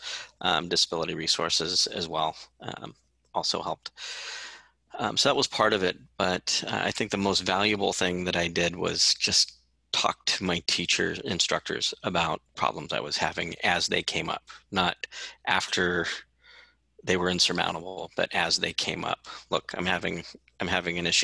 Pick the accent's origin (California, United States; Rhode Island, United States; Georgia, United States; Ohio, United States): California, United States; Santa Rosa; moved away as an adult; I was born and raised in Sonoma County